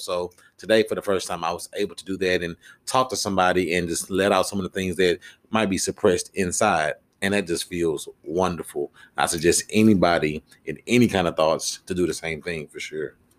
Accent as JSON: {"language": "English", "town": "Houston", "region": "Texas", "country": "United States", "said": "I came from Houston to Dallas"}